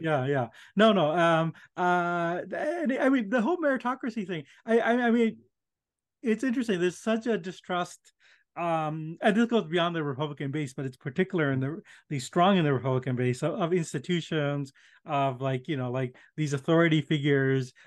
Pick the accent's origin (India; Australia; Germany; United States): India; moved away; I was born in India